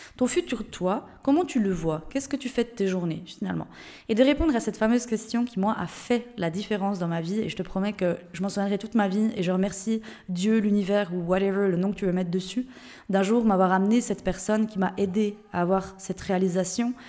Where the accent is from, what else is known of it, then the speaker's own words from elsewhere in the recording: Switzerland; moved away; je viens de Suisse de base.